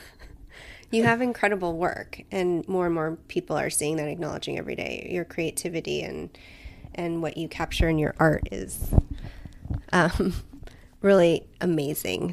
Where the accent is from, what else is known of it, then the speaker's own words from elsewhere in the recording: Southern California, United States; I've lived in Southern California for the majority of my life